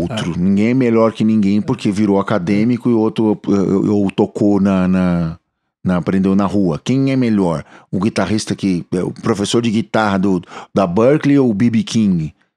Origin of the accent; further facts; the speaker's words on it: São Paulo, Brazil; Aqui nós somos de São Paulo, na cidade de São Paulo